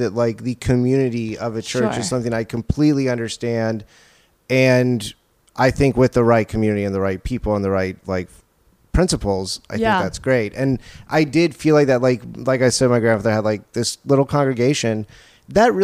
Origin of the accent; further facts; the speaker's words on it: Orange Park, Florida, United States; now in California, United States; I am from Florida. I grew up there